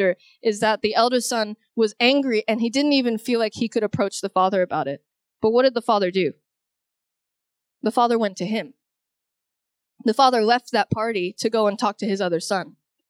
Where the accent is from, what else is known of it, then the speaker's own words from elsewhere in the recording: Houston, Texas, United States; I grew up, I'm originally from Houston, Texas